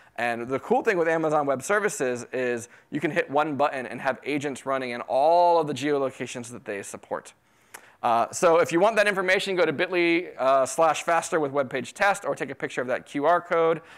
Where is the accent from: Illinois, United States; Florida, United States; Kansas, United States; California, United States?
Florida, United States; also born or lived in New York City; now in Texas, United States; I grew up in Florida